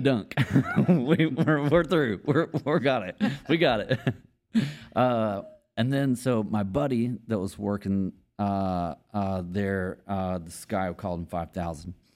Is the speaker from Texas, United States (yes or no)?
yes; Longview, Texas, United States; moved away as an adult; now in Austin, United States; I'm from East Texas, Longview, Texas